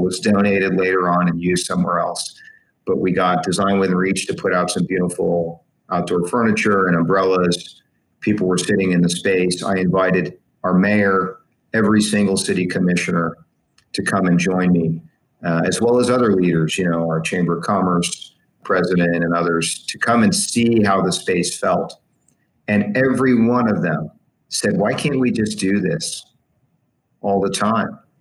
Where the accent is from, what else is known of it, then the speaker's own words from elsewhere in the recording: West Palm Beach, Florida, United States; in my city, in my hometown of West Palm